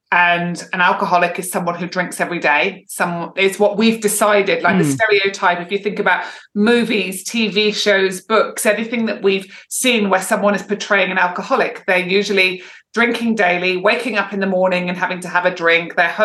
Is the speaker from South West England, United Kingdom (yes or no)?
no; Edinburgh, Scotland, United Kingdom; moved away as an adult; also born or lived in Manchester / London; now in Perth, Australia; I grew up in Edinburgh in Scotland, moved around a lot around different cities in the UK, moved back to Edinburgh and then back down to Manchester, moved to London in my early 20s.